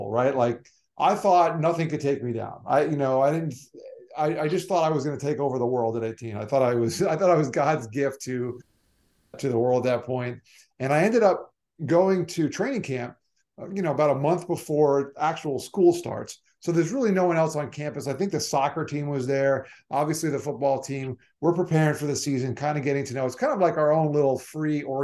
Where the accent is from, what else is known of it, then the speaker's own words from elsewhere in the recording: Weston, Florida, United States; also born or lived in Long Island, New York; I mostly grew up in South Florida. I consider myself a Floridian